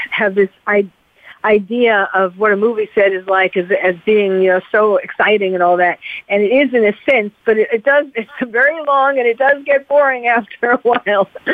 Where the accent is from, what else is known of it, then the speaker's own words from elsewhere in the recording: New York City, New York, United States; I'm from New York also